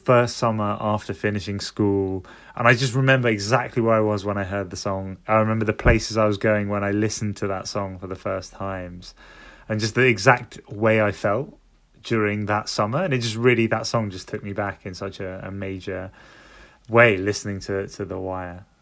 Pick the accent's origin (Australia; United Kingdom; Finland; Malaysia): United Kingdom; London; I'm from London.